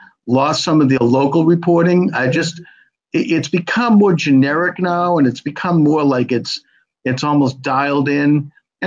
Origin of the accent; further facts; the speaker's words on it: Quincy, Massachusetts, United States; I've been a Bostoner all my life. I'm from Quincy, but I've been in the area